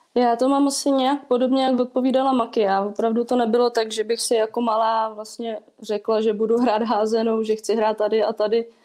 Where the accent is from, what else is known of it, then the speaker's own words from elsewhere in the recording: Plzeň, Plzeň Region, Czechia; moved away as an adult; now in Most, Czech Republic; Já teda původem jsem z Plzně, takže do Mostu jsem přišla